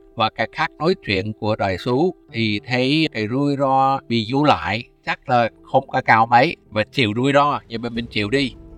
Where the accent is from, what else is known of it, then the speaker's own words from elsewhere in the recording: United States; Vietnamese is a second language; moved away as an adult; also born or lived in Vietnam; now in Ho Chi Minh City, Vietnam; tôi là người Mỹ sống ở Việt Nam toàn thời gian từ lúc tháng 1 1995